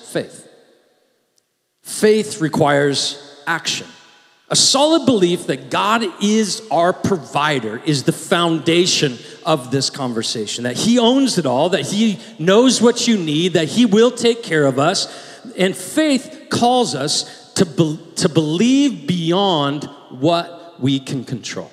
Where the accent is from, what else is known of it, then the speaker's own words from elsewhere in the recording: United States; we are very American